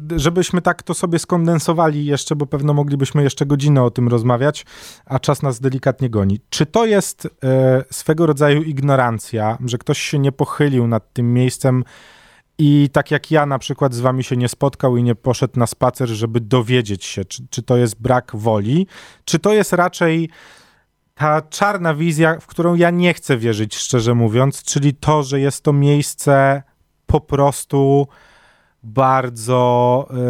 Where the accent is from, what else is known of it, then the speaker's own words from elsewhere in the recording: Warsaw, Masovian Voivodeship, Poland; Jest takie miejsce na warszawskiej mapie, które bliskie jest memu sercu z racji tego, że tak na dobrą sprawę obok niego się wychowywałem i mieszkam obok niego całe życie